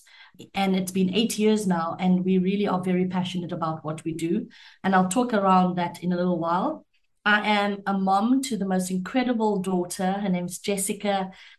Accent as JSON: {"language": "English", "town": "Cape Town", "region": "Western Cape", "country": "South Africa", "said": "I am a proudly Capetonian female."}